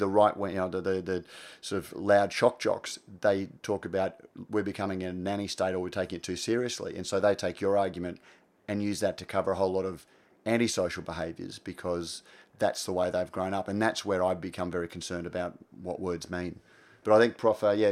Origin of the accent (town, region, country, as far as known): Australia